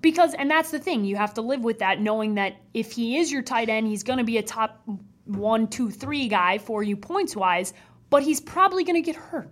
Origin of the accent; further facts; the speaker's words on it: Chicago, Illinois, United States; my hometown team